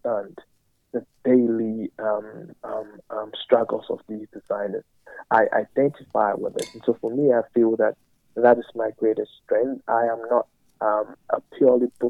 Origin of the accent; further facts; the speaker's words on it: Ghana; also born or lived in Cape Coast, Ghana; I am originally from Ghana